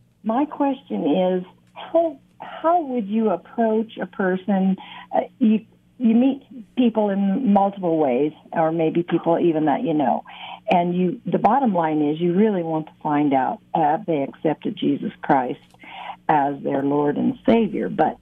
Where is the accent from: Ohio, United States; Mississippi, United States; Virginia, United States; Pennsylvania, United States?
Ohio, United States; I guess it was okay. I grew out in the country, and it was a small town, so it was kind of different in that respect.